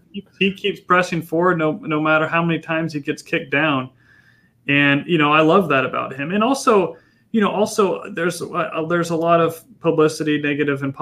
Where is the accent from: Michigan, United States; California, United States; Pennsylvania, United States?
California, United States; San Diego; also born or lived in Yucaipa/Redlands, California / Wake Forest, North Carolina; I grew up in North County